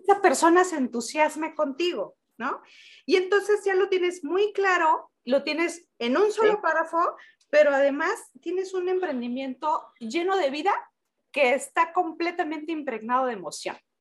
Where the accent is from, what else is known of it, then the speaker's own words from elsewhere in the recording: Oaxaca, Mexico; somos oaxaqueños